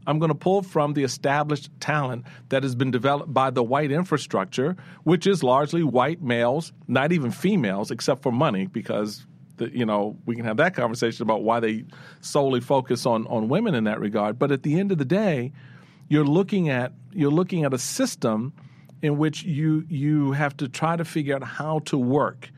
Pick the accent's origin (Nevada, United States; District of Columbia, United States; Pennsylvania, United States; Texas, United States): District of Columbia, United States; Washington; I come from the hood. I come from Eighth Street, Petworth.